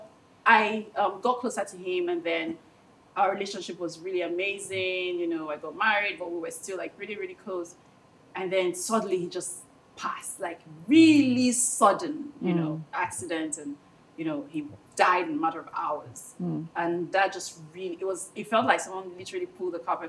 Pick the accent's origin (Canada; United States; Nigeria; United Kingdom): Nigeria; Delta; moved away; I'm from Delta State